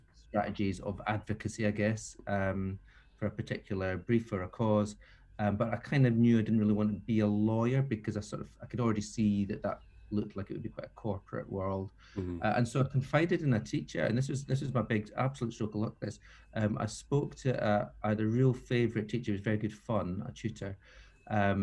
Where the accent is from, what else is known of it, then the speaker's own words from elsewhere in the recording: the Scottish Borders, Scotland, United Kingdom; moved away; also born or lived in Edinburgh / London; I grew up in the Borders, which is in the middle of nowhere, really.